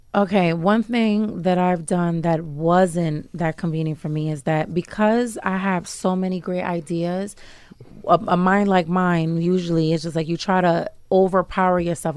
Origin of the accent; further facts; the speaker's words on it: New York, United States; moved away as an adult; also born or lived in New Jersey; now in Uganda; I was raised in New York